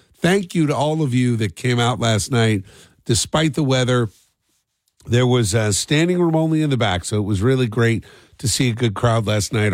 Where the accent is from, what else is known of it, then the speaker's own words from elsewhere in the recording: New Jersey, United States; growing up in South Jersey